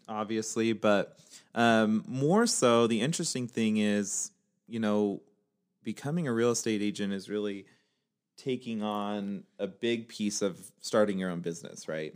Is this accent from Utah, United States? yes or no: yes; Utah, United States; also born or lived in Northern California / Pennsylvania / North Salt Lake, Utah; I'm from Utah. I also lived in Northern California, where I actually met Amanda. I've lived in Pennsylvania also